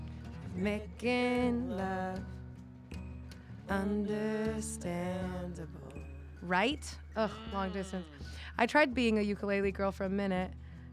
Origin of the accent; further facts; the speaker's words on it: Miami, Florida, United States; I'm not from Chicago. I'm from Miami